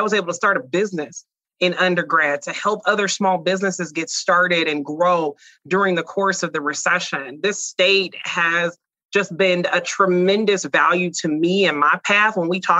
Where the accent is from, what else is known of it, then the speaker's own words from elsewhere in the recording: Mississippi, United States; also born or lived in Oklahoma; now in Iowa, United States; So I'm originally from Mississippi. I kind of made my own great migration to Iowa after I graduated from high school in Oklahoma.